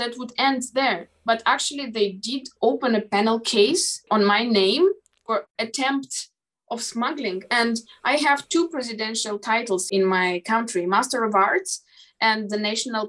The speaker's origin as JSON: {"language": "English", "country": "Moldova", "first_language": "Moldavian", "second_language": "English", "said": "in my native language, in Moldavian"}